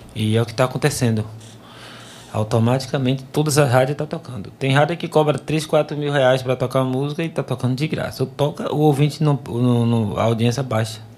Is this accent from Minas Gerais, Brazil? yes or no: no; Nazaré, Bahia, Brazil; moved away as an adult; now in Salvador, Brazil; na minha cidade natal, Nazaré das Farinhas